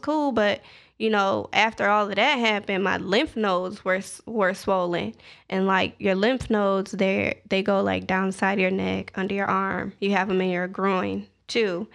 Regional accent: Zion, Illinois, United States; moved away as an adult; also born or lived in Edwardsville, Illinois / Atlanta, Georgia; I am from Zion, Illinois

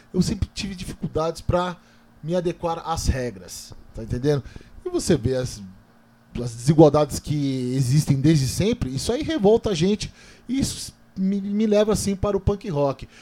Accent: Taboão da Serra, São Paulo, Brazil; Eu sou um cara que eu nasci e cresci no Parque Laguna, cara. É. Essa periferia

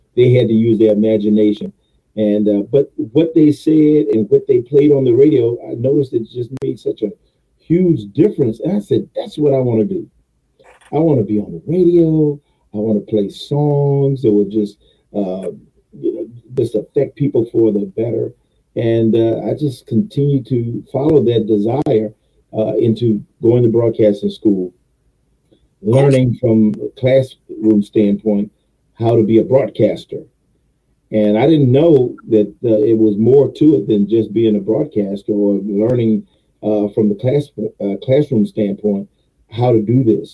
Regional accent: Richmond, Virginia, United States; also born or lived in Goochland, Virginia; born and raised in Richmond, Virginia

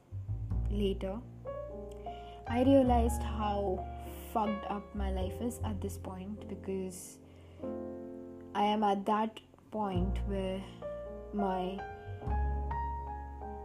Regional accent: India; I'm an Indian teenager

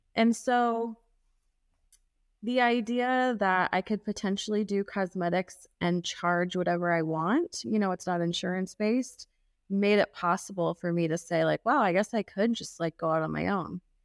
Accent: Kansas City, Missouri, United States; I grew up in Kansas City

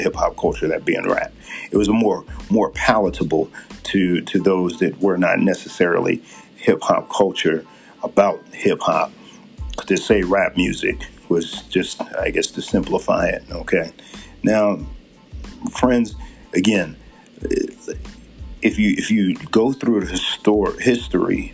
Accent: Philadelphia, Pennsylvania, United States; now in Utah, United States; where I grew up in Philadelphia, okay? Mind you, in the Philadelphia area

